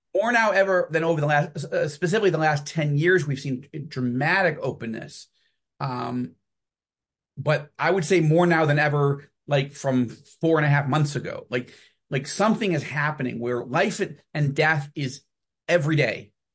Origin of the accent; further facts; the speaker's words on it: New York, United States; moved away as an adult; now in Jerusalem, Israel; I was born and raised in New York.